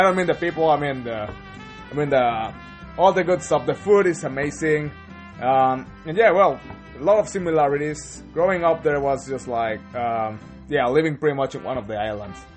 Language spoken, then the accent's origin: English; Zihuatanejo, Guerrero, Mexico; now in New Zealand; it's my home country. It's a place where I grew up, and well, it's being born in Mexico